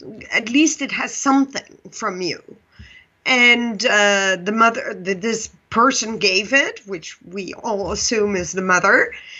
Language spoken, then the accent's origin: English; Pakistan; born there; So for your listeners, I was born in Pakistan, and they think it was my biological mother that brought me to the orphanage.